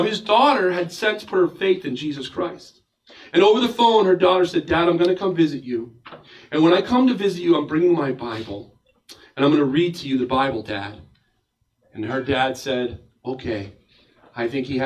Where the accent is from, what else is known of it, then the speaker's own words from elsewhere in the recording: United States; as an American pastor